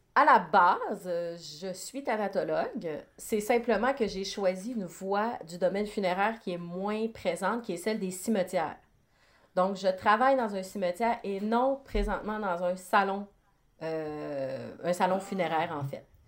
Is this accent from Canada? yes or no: yes; Côte-Nord, Quebec, Canada; je suis originaire de la Côte-Nord, donc quand on vient d'un petit village